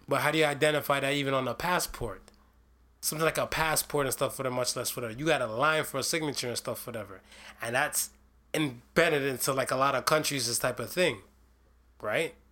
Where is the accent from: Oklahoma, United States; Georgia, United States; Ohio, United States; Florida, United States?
Ohio, United States; state of Ohio. One of my home state